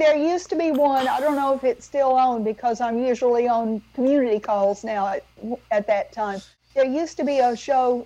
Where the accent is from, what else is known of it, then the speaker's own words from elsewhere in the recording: Atlanta, Georgia, United States; when I was growing up in Atlanta, Georgia